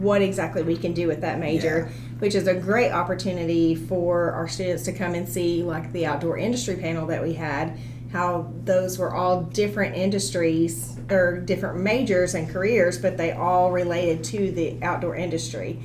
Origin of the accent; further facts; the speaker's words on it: Dardanelle, Arkansas, United States; moved away; I am from originally Dardanelle, Arkansas. Traveled around quite a bit